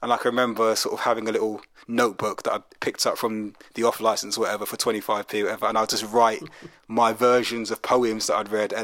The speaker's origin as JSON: {"language": "English", "region": "London", "country": "United Kingdom", "tie": "born or raised there", "said": "I grew up in Brixton in South London, and I'm not Jamaican, but the Jamaican community was massive."}